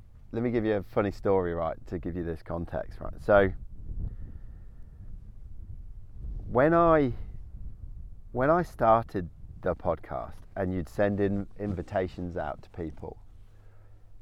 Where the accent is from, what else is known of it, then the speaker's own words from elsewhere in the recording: England, United Kingdom; being British stiff upper lip, you know, going to an English boys boarding school.